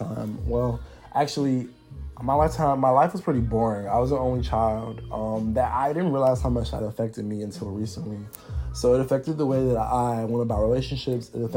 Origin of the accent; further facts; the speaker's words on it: Atlanta, Georgia, United States; I am from Atlanta, Georgia